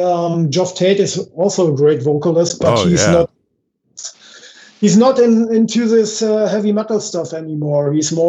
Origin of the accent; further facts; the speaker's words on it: Hanover, Lower Saxony, Germany; We are from Hanover.